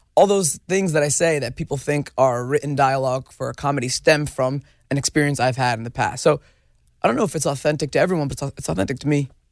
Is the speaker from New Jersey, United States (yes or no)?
yes; New Jersey, United States; I was growing up in Jersey with a bunch of knuckleheads